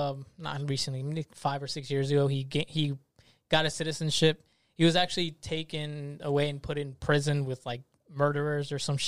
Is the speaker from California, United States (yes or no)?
no; Trenton, New Jersey, United States; I was born in Trenton, New Jersey